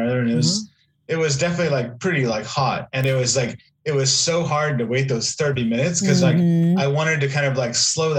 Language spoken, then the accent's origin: English; Portland, Oregon, United States; now in Texas, United States; I'm originally from Portland